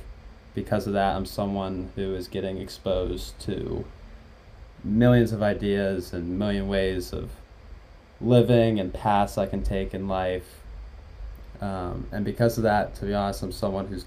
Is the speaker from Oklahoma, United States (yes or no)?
no; Pittsburgh, Pennsylvania, United States; moved away as an adult; also born or lived in Rochester, New York; now in Providence, United States; I relocated to Pittsburgh, Pennsylvania when I was about 5 or 6. And I've been there ever since